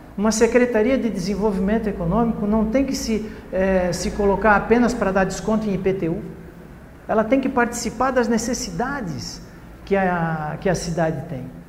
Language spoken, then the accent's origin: Portuguese; Blumenau, Santa Catarina, Brazil; eu sou cidadão blumenauense, né? sou catarinense e sou brasileiro